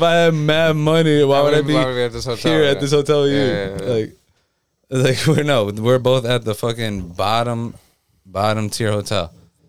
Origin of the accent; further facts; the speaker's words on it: Stamford, Connecticut, United States; I'm like, Stamford, Connecticut.